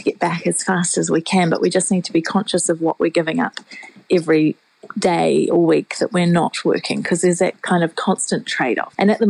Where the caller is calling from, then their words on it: Whangarei, Northland, New Zealand; I'm calling from Whangarei because I actually always work from home.